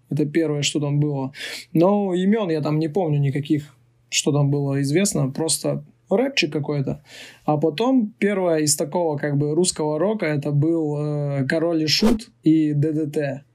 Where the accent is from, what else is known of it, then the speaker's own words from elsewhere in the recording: Urals, Russia; я сам же родом с Урала, то есть с тех мест